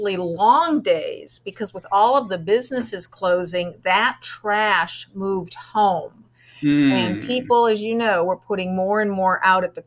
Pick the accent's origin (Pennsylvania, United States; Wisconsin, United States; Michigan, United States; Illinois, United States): Illinois, United States; Chicago; moved away; also born or lived in Southern California; I grew up in Chicago, so I'm a Bear fan